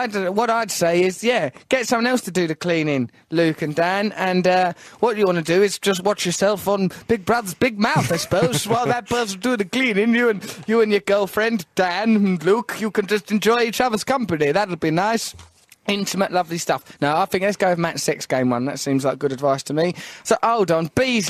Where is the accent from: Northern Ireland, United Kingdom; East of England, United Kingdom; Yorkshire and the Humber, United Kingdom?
East of England, United Kingdom; Essex; also born or lived in East London; My origins? Yeah. Just from Essex.